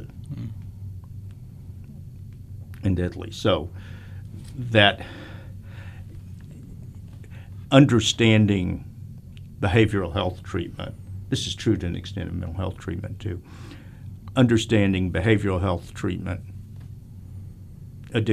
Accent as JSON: {"language": "English", "region": "Texas", "country": "United States", "moved": "yes", "said": "I'm from Texas."}